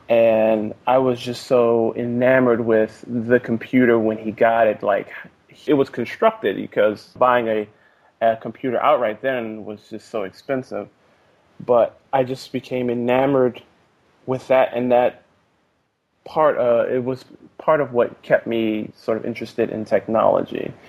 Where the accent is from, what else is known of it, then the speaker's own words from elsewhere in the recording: Fort Washington, Maryland, United States; now in Oakland, United States; spent most of my life in Fort Washington, Maryland